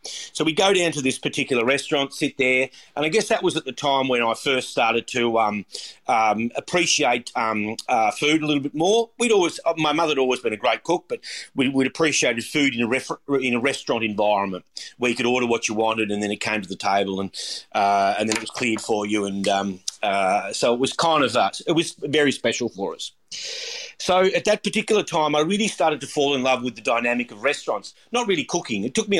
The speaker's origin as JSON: {"language": "English", "town": "Warrnambool", "region": "Victoria", "country": "Australia", "tie": "born or raised there", "said": "I started, I was born in Warrnambool, and started my apprenticeship working in Warrnambool when I left school. I had been through the time that I was in high school in Warrnambool."}